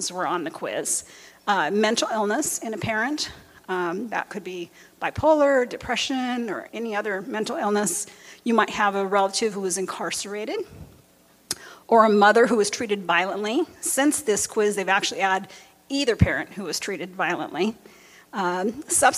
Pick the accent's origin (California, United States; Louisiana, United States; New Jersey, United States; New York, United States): California, United States; near Los Angeles; where I grew up near Los Angeles, in the gang neighborhood